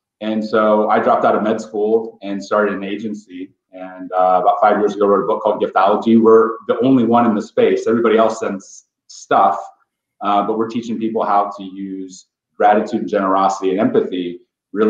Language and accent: English; Ohio, United States; So I grew up in Ohio. I'm a farm boy, goat milk and farm kid from Ohio